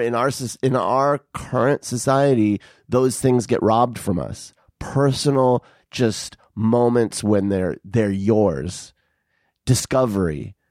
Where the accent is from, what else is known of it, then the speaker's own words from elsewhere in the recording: Arizona, United States; I grew up in Arizona where the, the sunsets are fucking, like, just spectacular